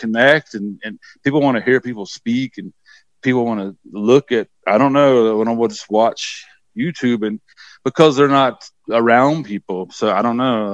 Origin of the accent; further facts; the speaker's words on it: the South, United States; also born or lived in New York; now in Transylvania, North Carolina, United States; I grew up in the Bible Belt and, you know, we were, you know, pretty, it was pretty oppressive growing up in the South